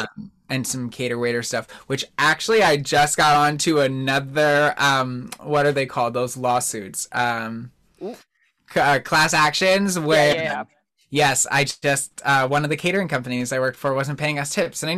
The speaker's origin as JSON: {"language": "English", "town": "Naples", "region": "Campania", "country": "Italy", "said": "And then I remembered I'm from Naples, so I couldn't use that one."}